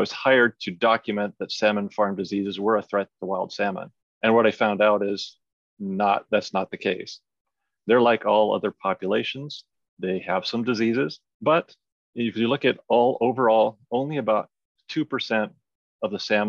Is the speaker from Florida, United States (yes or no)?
no; Iowa, United States; moved away as an adult; now in British Columbia, Canada; grew up in Iowa in the United States